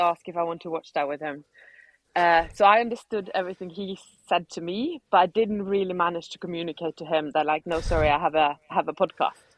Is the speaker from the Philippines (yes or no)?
no; Norway; now in Spain; I'm being from Norway